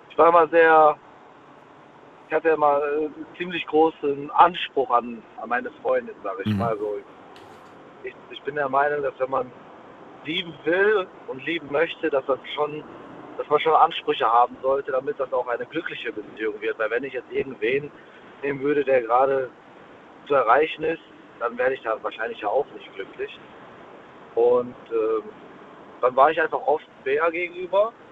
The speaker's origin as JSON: {"language": "German", "town": "Essen", "region": "North Rhine-Westphalia", "country": "Germany", "said": "genau, wir kommen nämlich beide ursprünglich aus Essen."}